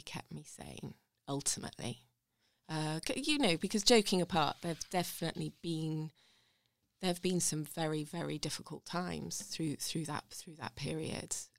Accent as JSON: {"language": "English", "area": "Hampshire", "region": "South East England", "country": "United Kingdom", "tie": "born or raised there", "also_born_or_lived": "London", "moved": "as an adult", "lives_now": "Sheffield, United Kingdom", "said": "growing up in Hampshire at that point"}